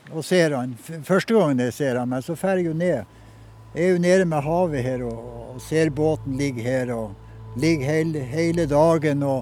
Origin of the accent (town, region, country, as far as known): Øresvik, Nordland, Norway; born or raised there